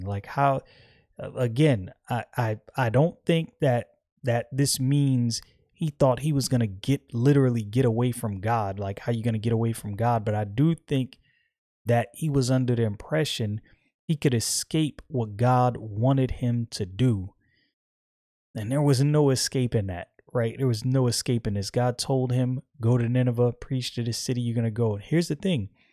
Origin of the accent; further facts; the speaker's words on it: United States; I'm American